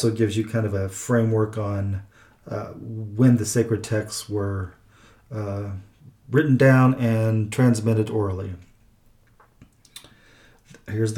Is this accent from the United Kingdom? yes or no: no; Midwest, United States; also born or lived in Oklahoma / Missouri; I am from the Midwest, so Midwest in Oklahoma and other places, Missouri as well